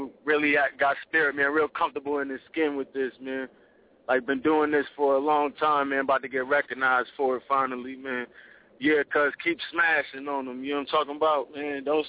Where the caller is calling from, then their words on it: Atlanta, Georgia, United States; I'm down in Atlanta right now, man.